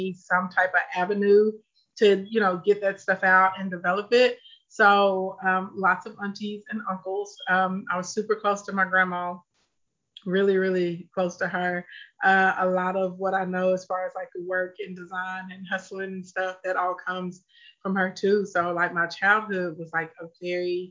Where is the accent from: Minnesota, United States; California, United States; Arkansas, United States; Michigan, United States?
Arkansas, United States; Scott; I grew up in a place called Scott. So it's really country, like no sidewalks, no street lights